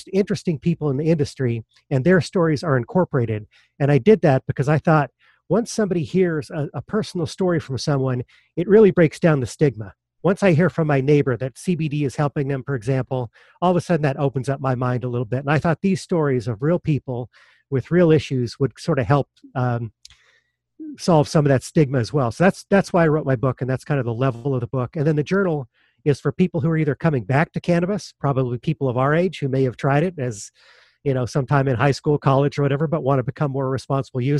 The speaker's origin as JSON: {"language": "English", "town": "Denver", "region": "Colorado", "country": "United States", "tie": "born or raised there", "said": "I grew up in Denver, Colorado."}